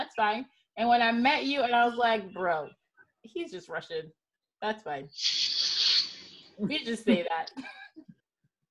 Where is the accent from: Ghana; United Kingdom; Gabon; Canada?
Gabon; Libreville, Estuaire; now in United States; I'm from Central Africa. Randy and I are born in Libreville, Gabon.